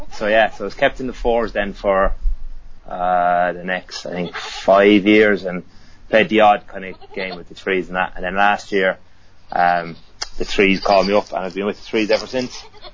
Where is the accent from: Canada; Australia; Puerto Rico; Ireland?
Ireland; moved away as an adult; also born or lived in Bangor, Wales; now in Birmingham, United Kingdom; as you can tell, I'm from Ireland. Bit of a giveaway. So I moved over here 8 years ago to Bangor in North Wales to do a teaching degree, to become a teacher. And then when I completed that in 2011, I moved down to Birmingham.